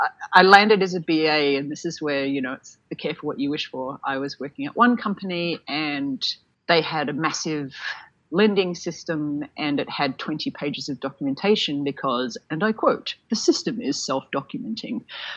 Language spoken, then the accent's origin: English; Sydney, New South Wales, Australia; at the time I was from Sydney, he was from Melbourne.